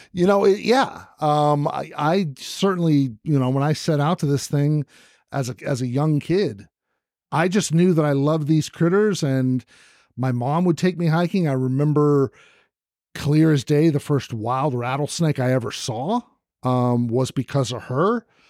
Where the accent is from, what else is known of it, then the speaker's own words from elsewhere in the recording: the Bay Area, California, United States; moved away as an adult; also born or lived in Arizona; I grew up in the Bay Area